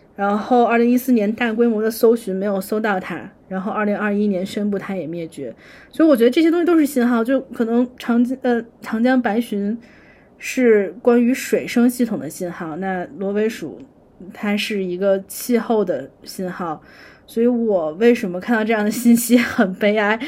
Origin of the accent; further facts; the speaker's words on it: northern China, China; 当然我作为北方人可以吃肉